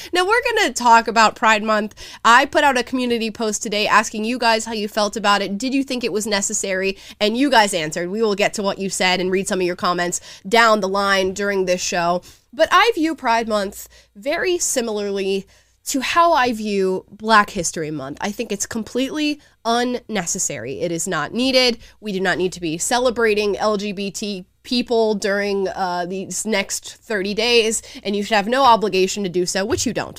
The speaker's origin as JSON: {"language": "English", "region": "the South", "country": "United States", "said": "I'm literally from the South"}